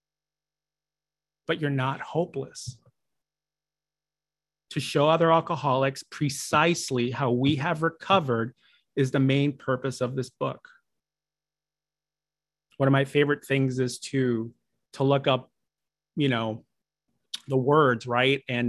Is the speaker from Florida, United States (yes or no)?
no; Chicago, Illinois, United States; moved away; everyone back home in my hometown of Chicago